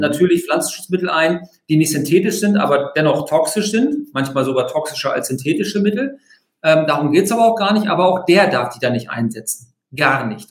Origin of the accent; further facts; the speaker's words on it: near Hanover, Lower Saxony, Germany; ich komme aus der Nähe von Hannover